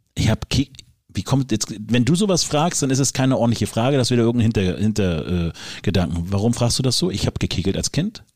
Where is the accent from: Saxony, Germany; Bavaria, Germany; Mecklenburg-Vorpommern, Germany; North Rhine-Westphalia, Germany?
Mecklenburg-Vorpommern, Germany; Rügen; bei uns im kleinen Ort, wo ich aufgewachsen bin, auf der wunderschönen Insel Rügen